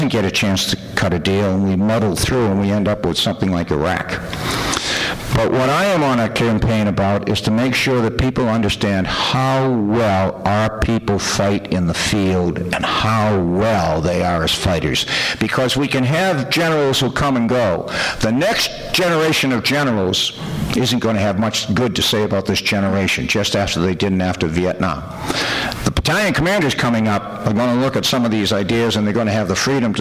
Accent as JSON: {"language": "English", "country": "United States", "said": "we, American Christians"}